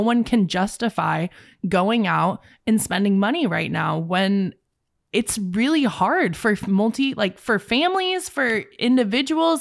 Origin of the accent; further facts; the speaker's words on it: Bay Area, California, United States; moved away as an adult; now in San Diego, United States; I'm from the Bay Area